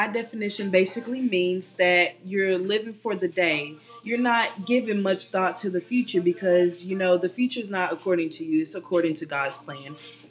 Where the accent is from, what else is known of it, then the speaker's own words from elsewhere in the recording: Chattanooga, Tennessee, United States; also born or lived in Jacksonville, Florida / Tuscaloosa, Alabama; I'm from Jacksonville, Florida, but I basically grew up here in Chattanooga.